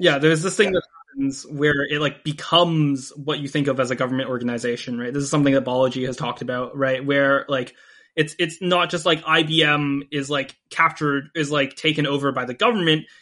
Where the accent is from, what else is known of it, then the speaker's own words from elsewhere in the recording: United States; now in Canada; I, I actually live in Canada right now, um, even though I'm an American citizen